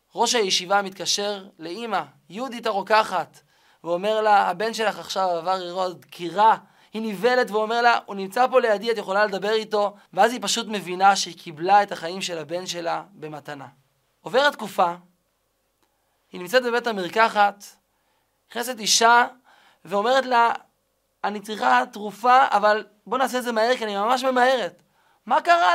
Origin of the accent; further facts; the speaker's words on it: Kiryat Malakhi, Southern District, Israel; גדלתי בשכונה קטנה, שכונה קסומה, נחלת הר חב"ד, בקריית מלאכי